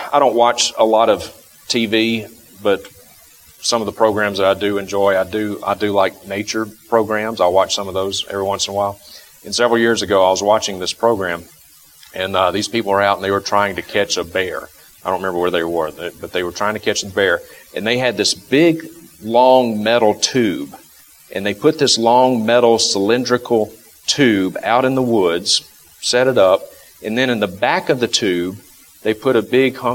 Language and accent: English; the South, United States; moved away; I grew up in the South